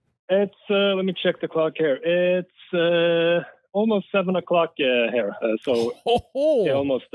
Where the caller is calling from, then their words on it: Norway; I'm calling from Norway.